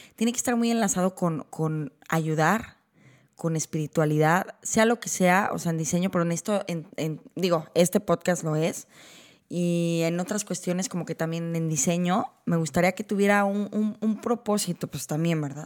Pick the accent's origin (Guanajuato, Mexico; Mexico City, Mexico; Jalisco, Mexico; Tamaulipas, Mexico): Jalisco, Mexico; Guadalajara; moved away as an adult; now in Vancouver, Canada; yo crecí en Guadalajara